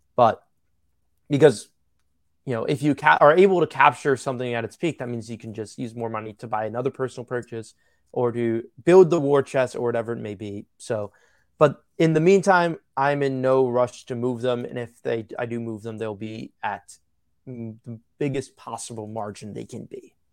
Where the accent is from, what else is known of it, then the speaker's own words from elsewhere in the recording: New York, United States; I'm from New York, one of my dad's favorite players was Thurman Munson.